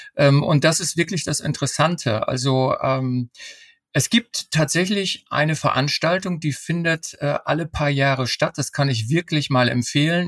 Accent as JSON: {"language": "German", "area": "Emsland", "region": "Lower Saxony", "country": "Germany", "tie": "born or raised there", "moved": "yes", "lives_now": "Norderney, Germany", "said": "ich bin zwar gebürtiger äh, Emsländer"}